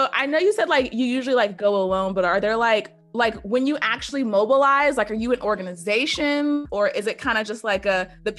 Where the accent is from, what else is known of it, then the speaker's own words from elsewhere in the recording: Greensboro, North Carolina, United States; now in Atlanta, United States; I'm from Greensboro too